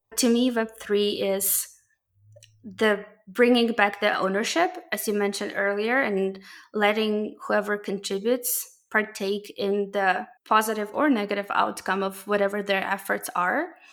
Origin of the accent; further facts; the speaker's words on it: Ukraine; moved away; I'm originally from Ukraine